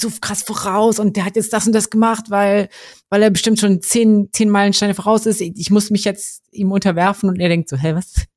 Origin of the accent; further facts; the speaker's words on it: Kassel, Hesse, Germany; moved away; Also ich komme ja ursprünglich aus Kassel